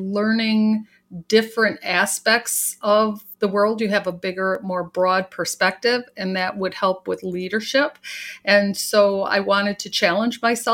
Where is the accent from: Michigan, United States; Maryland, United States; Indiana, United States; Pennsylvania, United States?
Michigan, United States; Vassar; also born or lived in Detroit, Michigan / Frankenmuth, Michigan; And then early in the 1960s, my family moved up to Vassar, Michigan, where I grew up, went to high school